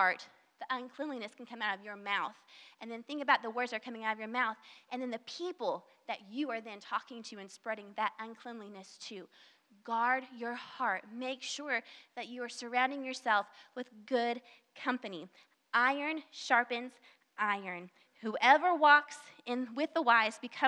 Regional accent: the South, United States; accent: southern; I have probably somewhat of a southern accent. I can't really hear my southern accent, but I know I have it

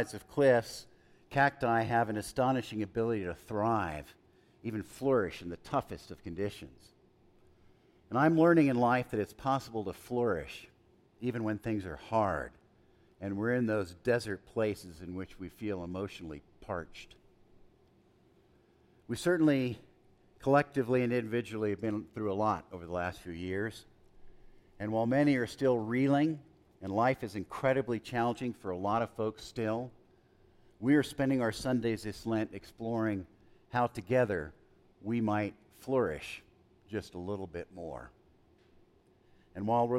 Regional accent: El Paso, Texas, United States; as a young boy, I grew up in El Paso

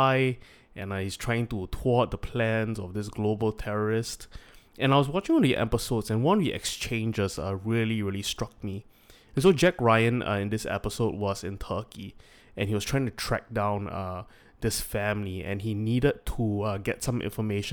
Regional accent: Singapore; we are born in first world Singapore

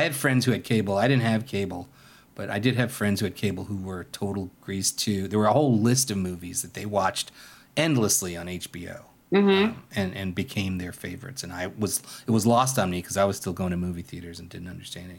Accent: New York, United States; I grew up in New York, but I didn't see it on Broadway.

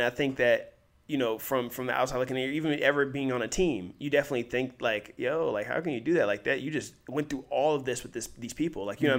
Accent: Ohio, United States; I'm from Ohio

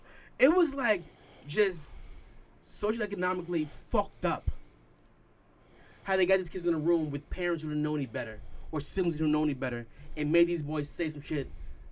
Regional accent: New York City, New York, United States; we're from Queens this time, and you 10, I'm 11, or you're 11, I'm 12.

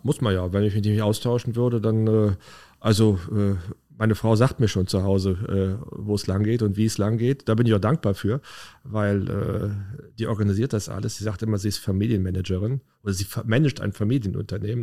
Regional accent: Leverkusen, North Rhine-Westphalia, Germany; Na, ich bin ein echter Leverkusener

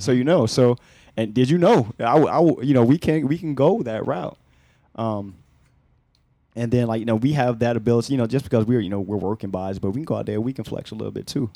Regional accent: Newport News, Virginia, United States; I'm from Newport News, man, Virginia

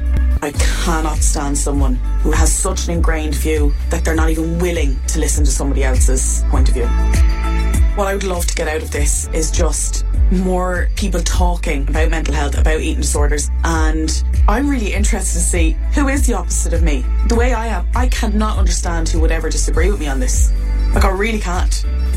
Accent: Blessington, Leinster, Ireland; I am 27 and I'm from Blessington in Wicklow.

